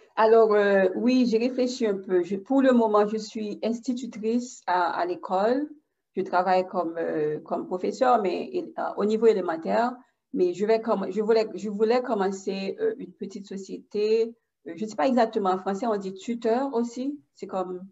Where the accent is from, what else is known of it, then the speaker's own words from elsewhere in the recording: Haiti; now in Pembroke Pines, United States; Je ne suis pas française. Je suis d'origine haïtienne. Je suis haïtienne. Et j'habite pas loin de Miami.